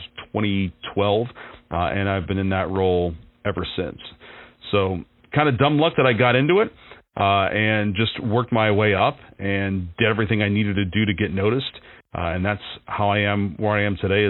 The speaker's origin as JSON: {"language": "English", "town": "Warren", "region": "Ohio", "country": "United States", "tie": "born or raised there", "moved": "yes", "lives_now": "Erie, United States", "said": "I was living in Warren, Ohio, my hometown"}